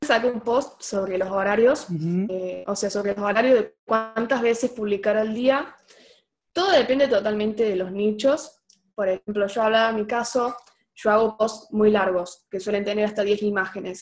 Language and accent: Spanish; Oliva, Córdoba, Argentina; Yo soy de Oliva. Es un pueblo, ciudad, somos 20.000 personas.